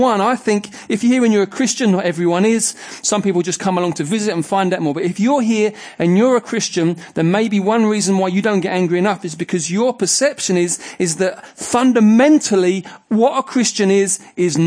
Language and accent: English; England, United Kingdom; we would say we are culturally English